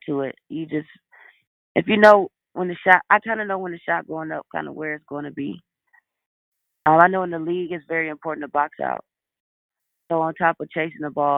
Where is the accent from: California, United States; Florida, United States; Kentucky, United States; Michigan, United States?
Michigan, United States; Detroit; moved away as an adult; my hometown, which is Detroit. I spent my whole life in Detroit, big city, but still Midwest